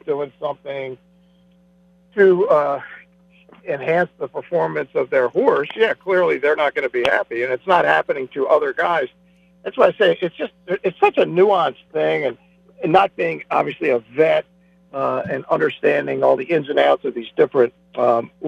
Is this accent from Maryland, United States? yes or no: yes; Baltimore, Maryland, United States; I grew up in Baltimore